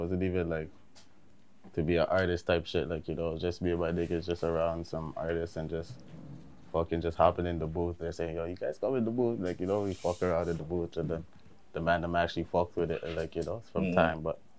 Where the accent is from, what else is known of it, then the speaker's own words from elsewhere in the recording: Brampton, Ontario, Canada; also born or lived in Malton, Mississauga / Toronto; I grew up in Malton for a bit. Then I moved to the Bees, Brampton.